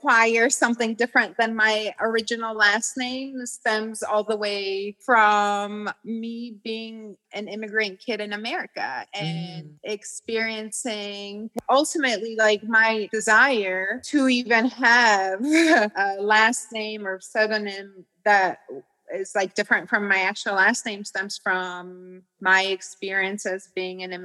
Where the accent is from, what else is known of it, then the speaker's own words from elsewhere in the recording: Georgia; moved away; being a Georgian and like being absolutely oppressed by Russia